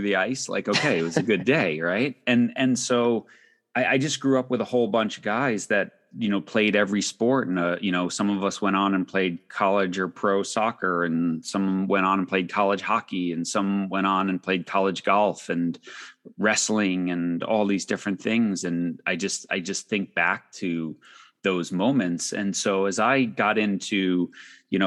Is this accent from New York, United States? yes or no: yes; Long Island, New York, United States; I grew up on Long Island in the 80s